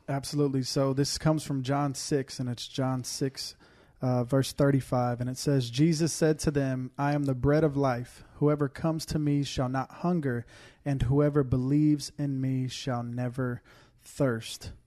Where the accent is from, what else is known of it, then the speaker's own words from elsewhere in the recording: Houston, Texas, United States; moved away; I'm from Houston, Texas, you know, greatest city in the greatest state